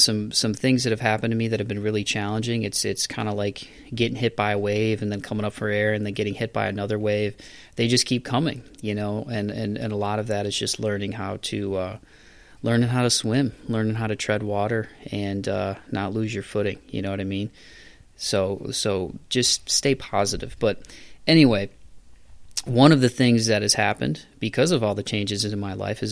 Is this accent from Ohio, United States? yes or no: yes; Toledo, Ohio, United States; my hometown where I grew up in Toledo